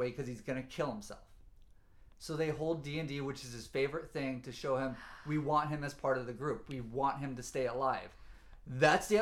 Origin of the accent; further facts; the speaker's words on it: the South, United States; I'm from the South